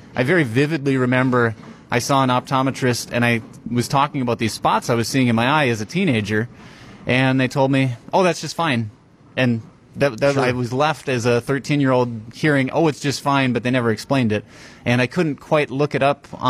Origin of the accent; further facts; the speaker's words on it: Random Lake, Wisconsin, United States; also born or lived in Madison, Wisconsin / Chicago, Illinois; I grew up in a town called Random Lake